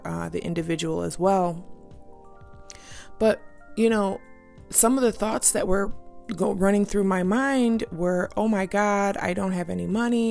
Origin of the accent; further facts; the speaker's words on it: United States; being an American, living in this state